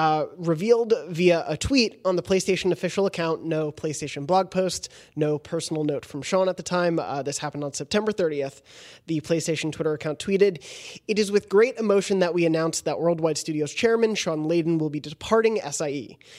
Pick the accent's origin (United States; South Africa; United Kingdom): South Africa